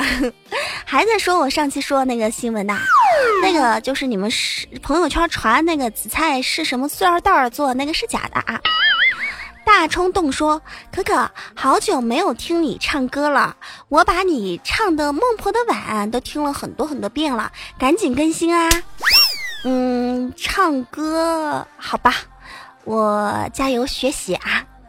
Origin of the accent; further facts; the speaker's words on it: Enshi, Hubei, China; 我湖北恩师的。 对，就是我老家